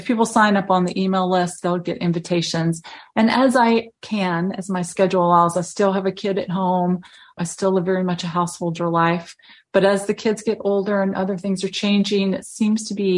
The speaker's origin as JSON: {"language": "English", "region": "the South", "country": "United States", "said": "But I'm from the South."}